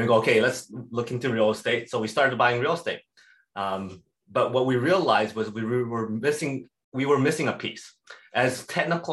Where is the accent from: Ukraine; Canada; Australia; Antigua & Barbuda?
Canada; Edmonton, Alberta; I was born and raised in Edmonton, Alberta.